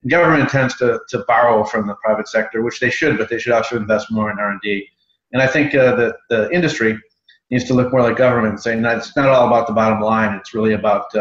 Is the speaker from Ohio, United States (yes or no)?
no; Chicago, Illinois, United States; moved away as an adult; also born or lived in Washington, D.C.; I'm from Chicago, but I came out to Washington, D.C. like everyone else to start a career